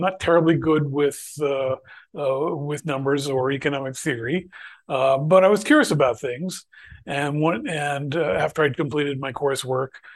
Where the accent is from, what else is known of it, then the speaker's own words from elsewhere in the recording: Bethlehem, Pennsylvania, United States; I'd actually worked for a little while for Bethlehem Steel Corporation, which was in my hometown